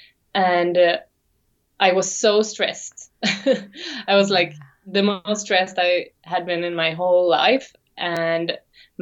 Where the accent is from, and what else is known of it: Sweden; English is a second language; also born or lived in Sydney, Australia